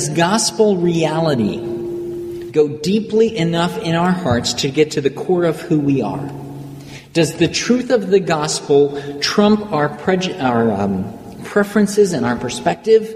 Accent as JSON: {"language": "English", "country": "United States", "said": "myself as an American"}